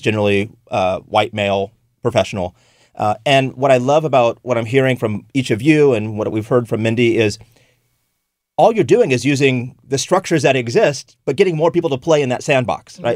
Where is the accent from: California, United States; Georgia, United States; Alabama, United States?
California, United States; now in St. Louis, United States; I'm from California originally.